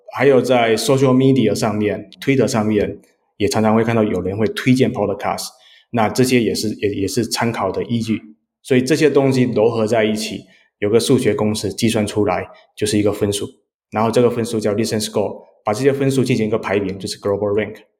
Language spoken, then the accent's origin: Chinese; Xiamen, Fujian, China; now in San Francisco, United States; 我是福建厦门人，是你们对岸的